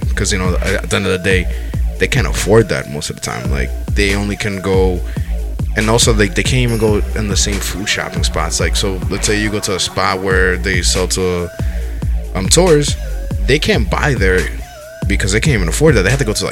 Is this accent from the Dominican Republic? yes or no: yes; Dominican Republic; Dominican Republic